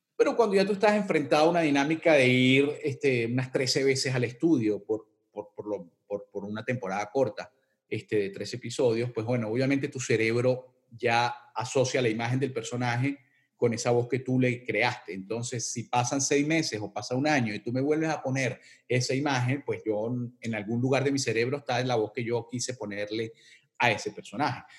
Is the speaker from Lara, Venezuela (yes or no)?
no; Caracas, Capital District, Venezuela; accent: Venezuelan; moved away as an adult; yo me crié en las calles de los Palos Grandes, este, eh, en Cebucán, este, después me mudé a Bellomonte, Colinas de Bellomonte